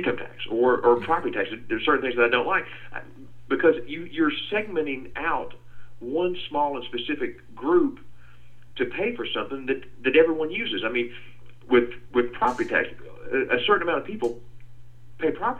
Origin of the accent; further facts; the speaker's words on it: Calhoun, Georgia, United States; I grew up in Calhoun up in North Georgia